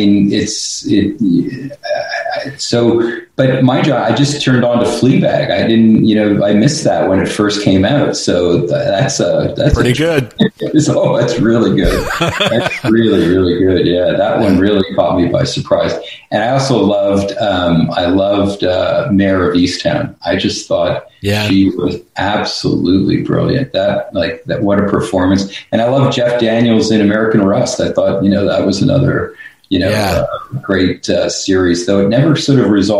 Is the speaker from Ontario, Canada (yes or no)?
no; Montreal, Quebec, Canada; I grew up in Montreal